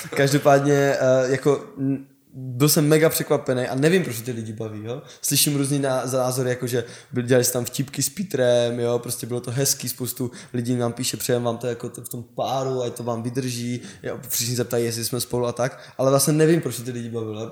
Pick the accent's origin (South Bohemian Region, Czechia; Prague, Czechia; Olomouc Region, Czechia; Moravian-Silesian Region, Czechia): Olomouc Region, Czechia; Olomouc; jsem z Olomouce